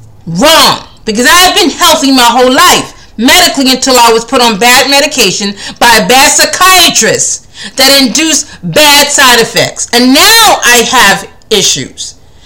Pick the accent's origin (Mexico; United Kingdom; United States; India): India; And to be quite honest, I am also Indian. I'm just a great mix.